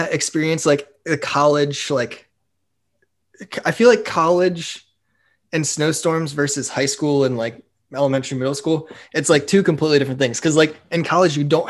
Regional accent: Bluffton, Ohio, United States; moved away; Trevor and I grew up together in Bluffton, Ohio

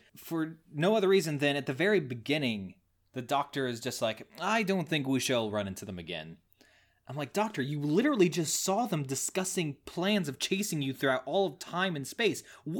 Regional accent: Missouri, United States; Nah, I'm from Missouri. Close enough.

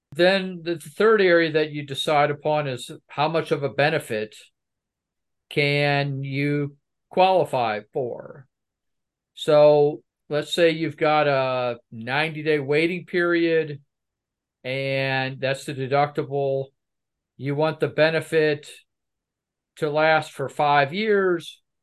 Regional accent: United States; I'm American

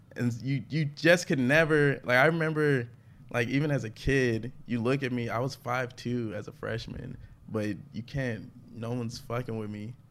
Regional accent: Atlanta, Georgia, United States; I'm from Atlanta

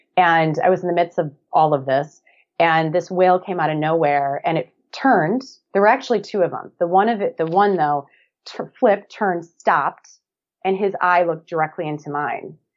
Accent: Black Earth, Wisconsin, United States; moved away as an adult; now in Hermosa Beach, United States; I'm originally from a small town of about 1,100 people, little farming community called Black Earth, Wisconsin

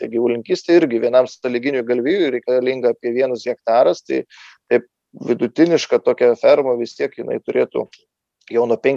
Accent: Lithuania; mes lietuviai

